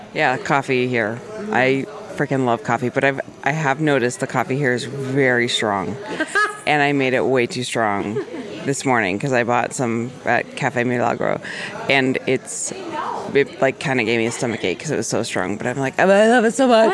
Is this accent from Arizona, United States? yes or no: yes; Arizona, United States; I grew up in Arizona where it's like hotter than hell